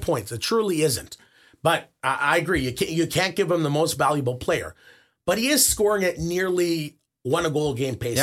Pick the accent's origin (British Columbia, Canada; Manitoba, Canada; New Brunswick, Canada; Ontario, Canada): Manitoba, Canada; Winnipeg; I grew up in Winnipeg